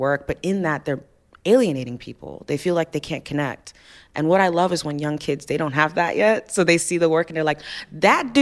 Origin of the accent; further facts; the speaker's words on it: Alabama, United States; also born or lived in Ife, Nigeria; I was in Alabama